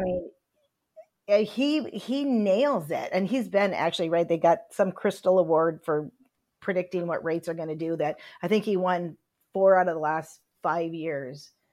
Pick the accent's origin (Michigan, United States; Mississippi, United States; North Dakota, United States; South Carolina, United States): Michigan, United States; Upper; I grew up in Upper Michigan